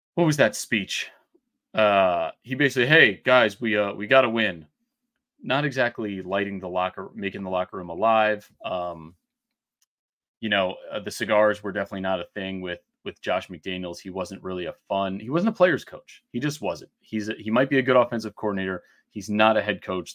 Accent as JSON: {"language": "English", "region": "New England", "country": "United States", "said": "I'm from New England."}